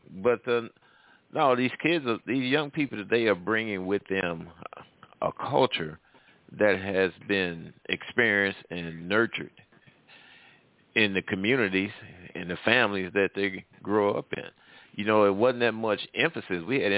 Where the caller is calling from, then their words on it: Midwest, United States; I'm calling from the Midwest.